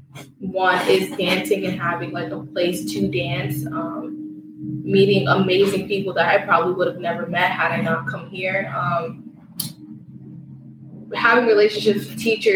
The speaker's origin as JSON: {"language": "English", "town": "Newark", "region": "New Jersey", "country": "United States", "said": "I'm from Newark, New Jersey."}